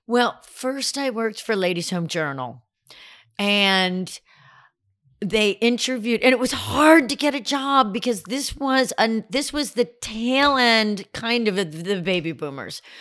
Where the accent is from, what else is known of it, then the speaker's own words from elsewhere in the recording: Glastonbury, Connecticut, United States; I grew up in a town called Glastonbury